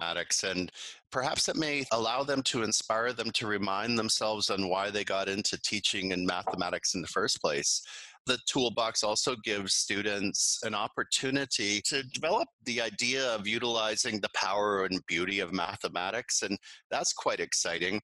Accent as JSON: {"language": "English", "country": "Canada", "moved": "as an adult", "lives_now": "Beijing, China", "said": "I'm a Canadian. I've been living and teaching internationally since 2006."}